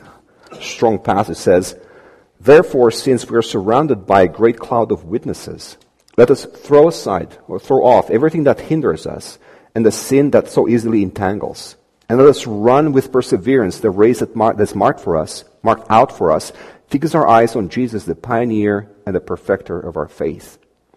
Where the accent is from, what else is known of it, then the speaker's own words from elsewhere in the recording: Romania; moved away; we come from Romania